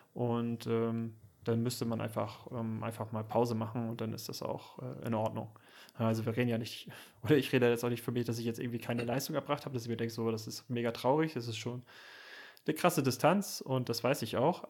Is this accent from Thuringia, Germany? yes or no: no; Süderbrarup, Schleswig-Holstein, Germany; now in Kiel, Germany; Süderbrarup als mein Heimatdorf